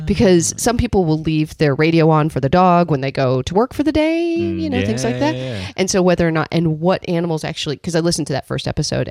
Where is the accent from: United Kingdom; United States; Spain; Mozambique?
United States; Chicago, Illinois; Chicago, my hometown